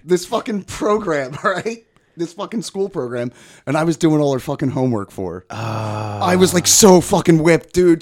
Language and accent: English; outside of Philly, Pennsylvania, United States; behind the shopping center where I grew up and outside of Philly